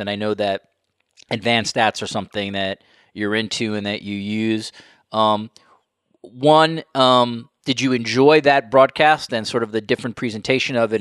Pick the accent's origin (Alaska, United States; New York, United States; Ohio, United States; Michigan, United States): New York, United States; now in Toronto, Canada; I grew up in New York, and now I live in Toronto